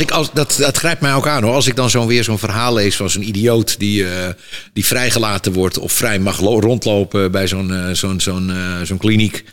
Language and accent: Dutch; Amsterdam, North Holland, Netherlands; Ik kom gewoon uit Amsterdam-West, uit een, een arbeidersbuurtje. En we hadden het helemaal niet breed